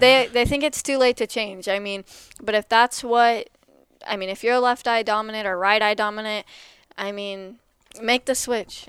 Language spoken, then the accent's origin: English; Lexington, Missouri, United States; I'm from Lexington, Missouri